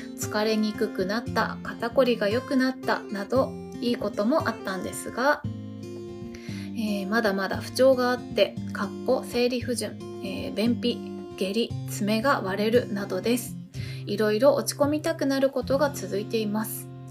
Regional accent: Japan

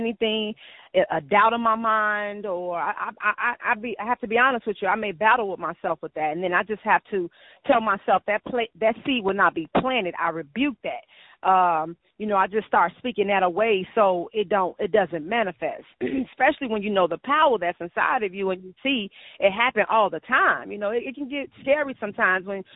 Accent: Homewood, Illinois, United States; also born or lived in Hyde Park, Chicago; my mom moved me to a suburb called Homewood in Chicago, in Illinois. I was raised there

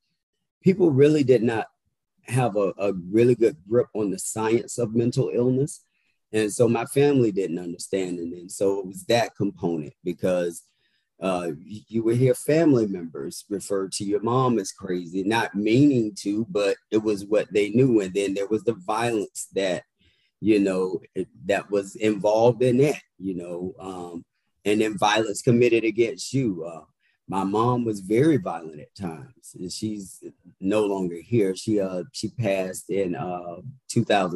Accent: Indiantown, Florida, United States; also born or lived in Pahokee, Florida; now in Washington, D.C., United States; So I was born in that area, but I'm actually from Martin County, which is called Indian Town. Very little, small, rural town where everyone knows everyone. And matter of fact, we only had one red light growing up.

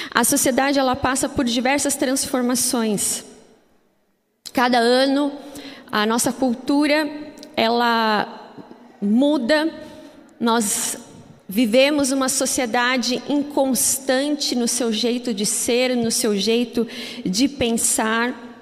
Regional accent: Curitiba, Paraná, Brazil; born there; Embora eu sou curitibana de nascença, eu não falo assim, não sei, acho que porque meus pais também são de outras regiões, então acabou que eu não, não, não tenho muito sotaque de curitibana.

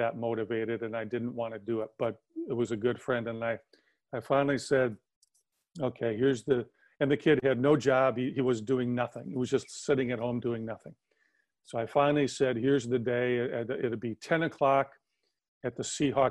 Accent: Wisconsin, United States; moved away; growing up in Wisconsin.

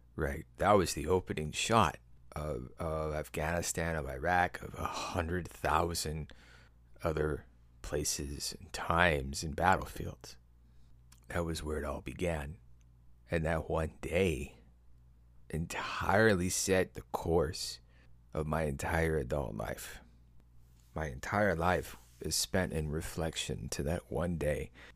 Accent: Midwest, United States; I'm from the Midwest.

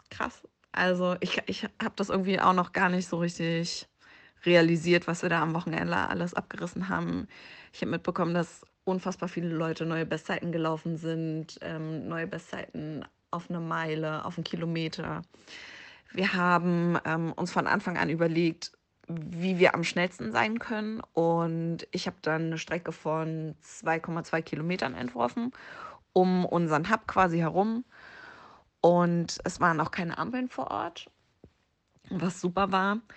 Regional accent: Berlin, Germany; also Berlin ist meine Heimatstadt und das war einfach so zu Hause laufen.

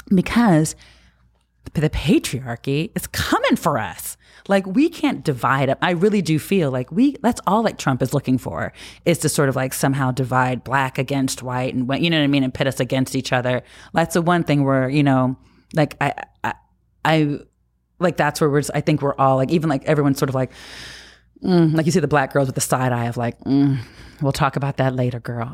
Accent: New Jersey, United States; as a kid growing up in New Jersey

